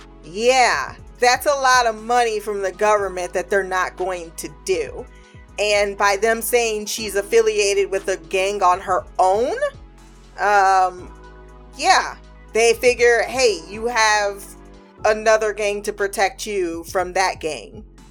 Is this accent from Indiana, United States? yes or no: no; Ohio, United States; it's my experience as well, growing up in Midwest Ohio, in the Midwest region